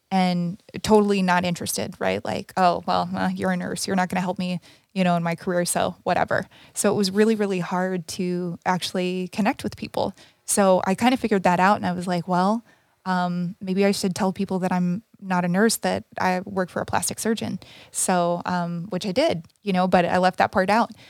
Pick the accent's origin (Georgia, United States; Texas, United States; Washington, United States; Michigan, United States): Texas, United States; now in California, United States; I had a really hard time when I moved to California because I came from Texas from the South